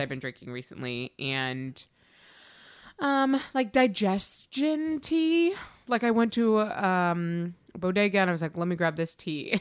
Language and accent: English; Massachusetts, United States; moved away; we grew up there, and then we went to college there, and we went to high school there